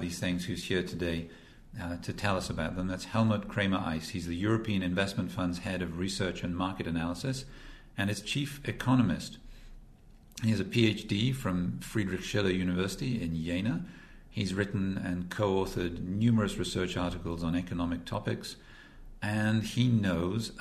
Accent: Wales, United Kingdom; I'm from Wales

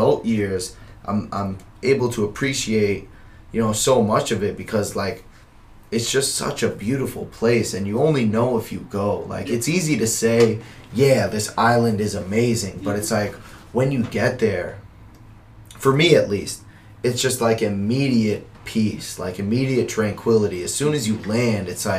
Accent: Worcester, Massachusetts, United States; also born or lived in Natick; I was born in Natick, actually, but grew up here in Worcester

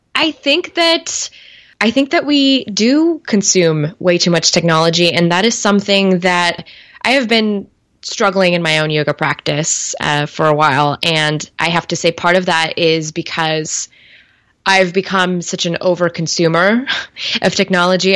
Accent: Bay Area, California, United States; I grew up in the Bay Area

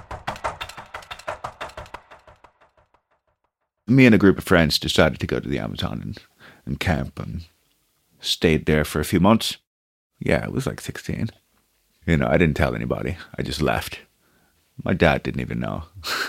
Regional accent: New York City, New York, United States; English is a second language; moved away as an adult; also born or lived in Brazil / Manhattan; now in Ireland; I grew up in Brooklyn. That's where home really was

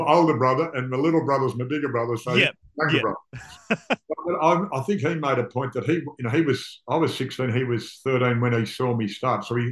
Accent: Melbourne, Victoria, Australia; I grew up in Airport West

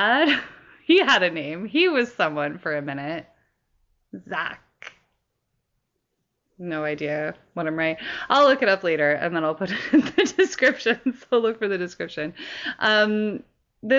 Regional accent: Canada; as a Canadian

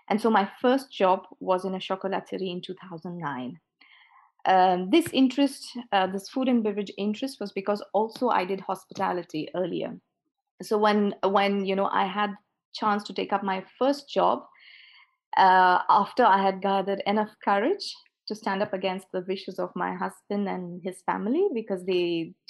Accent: India; moved away as an adult; now in Bordeaux, France; I come from India. I've lived most of my life in India, took a plunge of faith and moved to Bordeaux

